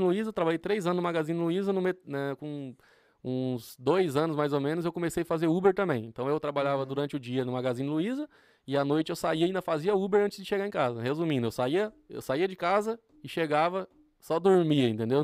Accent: Rondônia, Brazil; also born or lived in Porto Velho, Rondônia; eu nasci no, no, em, no, na capital de Rondônia, que é Porto Velho

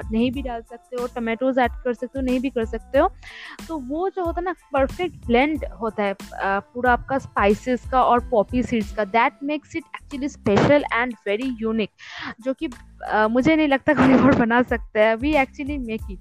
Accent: West Bengal, India; मैं बंगाली क्विजन के ऊपर ही जैसे कि मैं बंगाली हूँ और बहुत सारा मतलब बहुत सारी चीज़ें लेके हम लोग खाना पकाते हैं

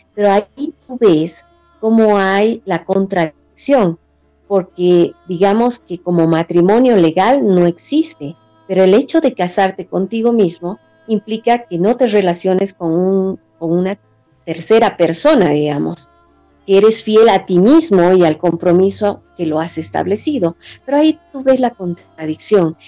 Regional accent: Bolivia; mi país, en Bolivia

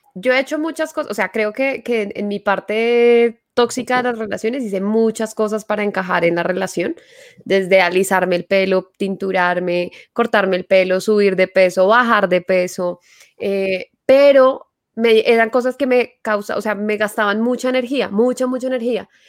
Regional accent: Paisa region, Antioquia, Colombia; accent: paisa; yo utilizo mucho mi acento paisa

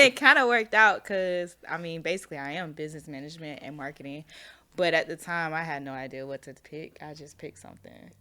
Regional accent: Orlando, Florida, United States; also born or lived in Chicago / Jesup, Georgia; now in Atlanta, United States; I went from Orlando to Jessup

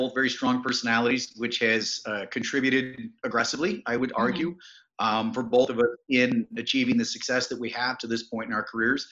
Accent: East Aurora, New York, United States; also born or lived in Colden, New York; Western New York, south of the Buffalo area. Townships of East Aurora and Colden, some nice communities.

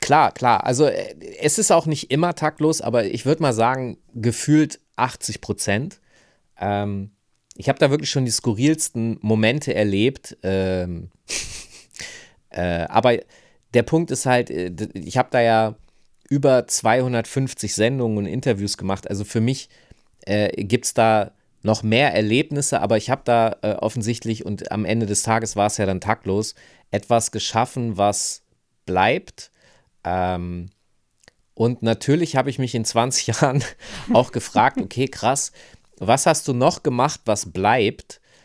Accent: Hanover, Lower Saxony, Germany; moved away; ich komme aus Hannover, ich bin da aufgewachsen

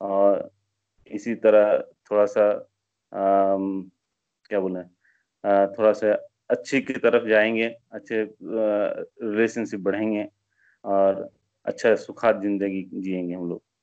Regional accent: Asansol, West Bengal, India; now in Bangalore, India; मैं basically uh, मैं waste Bengal से हूँ uh, मेरा घर वेस्ट बंगाल में आसनसोल एरिया में है और हम लोग का मैं काफ़ी साल से बैंगलोर में हूँ मेरा बीस साल हो गए बैंगलोर में

